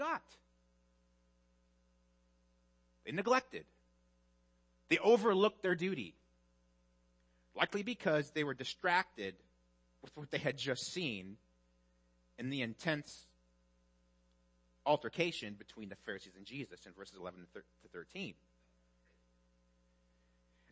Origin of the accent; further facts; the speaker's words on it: Midwest, United States; moved away; I'm from the Midwest